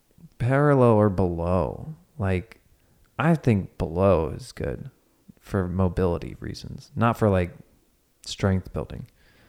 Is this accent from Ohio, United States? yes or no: yes; Cincinnati, Ohio, United States; I'm from Cincinnati, and like in Cincinnati, people will call it pop.